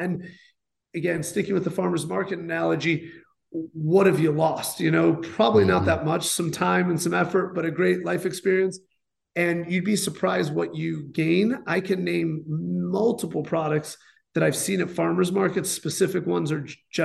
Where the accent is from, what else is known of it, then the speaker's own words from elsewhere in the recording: Chicago, Illinois, United States; also born or lived in New York; now in Los Angeles, United States; I grew up in Chicago during the late 90s